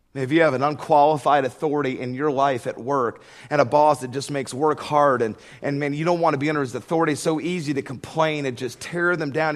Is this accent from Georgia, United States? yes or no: yes; Georgia, United States; I grew up in Georgia